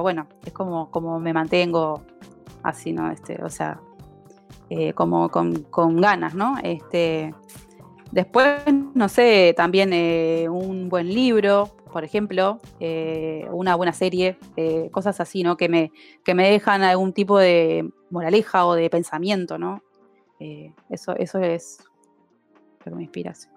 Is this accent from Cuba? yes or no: no; Uruguay; Hoy en Uruguay somos, las mujeres representamos el 30% de la fuerza laboral en IT